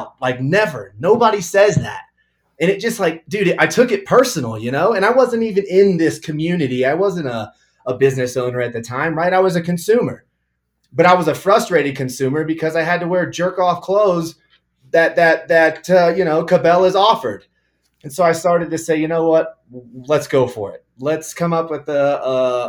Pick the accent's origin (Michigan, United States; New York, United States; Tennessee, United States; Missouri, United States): Missouri, United States; Kansas City; moved away as an adult; now in Colorado, United States; So I grew up in Kansas City in an Italian family